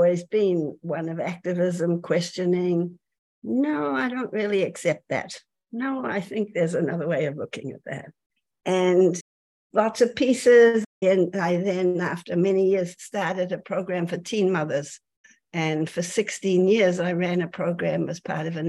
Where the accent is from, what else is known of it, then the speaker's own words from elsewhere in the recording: New Zealand; moved away as an adult; I'm from New Zealand originally. I came here at the end of the 60s